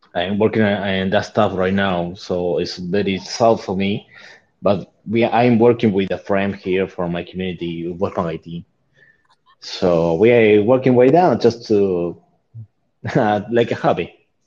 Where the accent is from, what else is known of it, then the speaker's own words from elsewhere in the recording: Argentina; first language Spanish; English is a second language; we are from uh, South America too. I'm from Argentina.